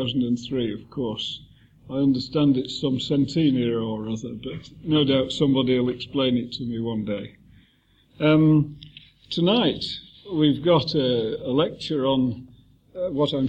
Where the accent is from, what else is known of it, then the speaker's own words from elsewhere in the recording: Manchester, North West England, United Kingdom; We're both from Manchester